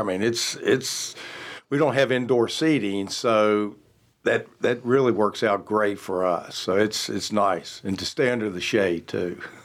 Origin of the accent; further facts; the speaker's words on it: Roanoke, Virginia, United States; moved away as an adult; now in Charlotte, United States; growing up in Roanoke, my father, he was also in the food